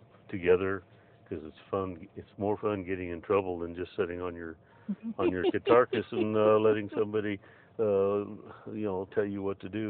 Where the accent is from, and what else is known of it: Blythe, California, United States; born or raised there; also born or lived in Arizona